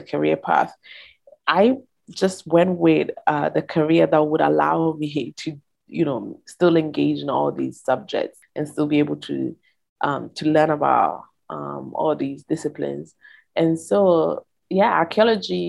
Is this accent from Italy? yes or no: yes; Verona, Veneto, Italy; I grew up in Italy, in northern Italy, northeast, in a city called Verona